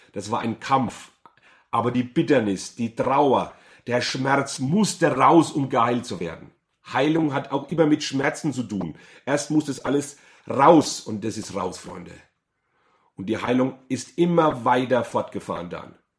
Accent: Bad Kissingen, Bavaria, Germany; Ich bin aufgewachsen in Bad Kissingen.

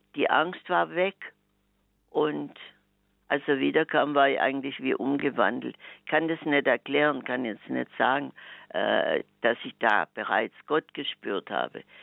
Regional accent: Swabia, Germany; als echter Schwabe

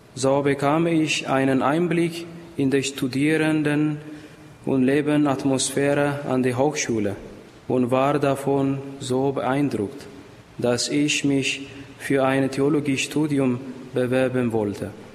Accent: Ethiopia; German is a second language; moved away as an adult; now in Heiligenkreuz, Austria; ich komme aus Äthiopien

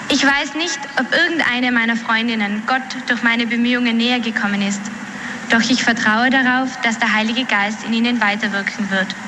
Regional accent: Austria; ich komme aus Österreich. Ich bin in einer katholischen Familie aufgewachsen

